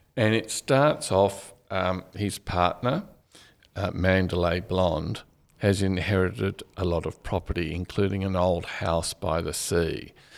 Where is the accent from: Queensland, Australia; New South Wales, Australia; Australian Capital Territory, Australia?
Australian Capital Territory, Australia; Canberra; also born or lived in Bathurst; I grew up in Canberra, so it's a kind of the definition of a boring childhood